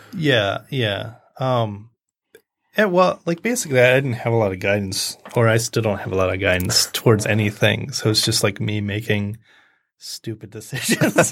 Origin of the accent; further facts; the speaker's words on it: Macomb Township, Michigan, United States; also born or lived in Columbus, Ohio; Macomb County, Macomb Township